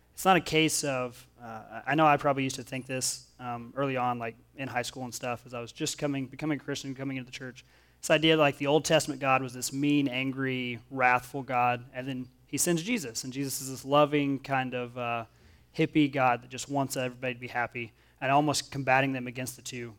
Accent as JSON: {"language": "English", "region": "Oklahoma", "country": "United States", "tie": "born or raised there", "moved": "yes", "lives_now": "Missouri, United States", "said": "I grew up in Oklahoma, and I live here in Missouri"}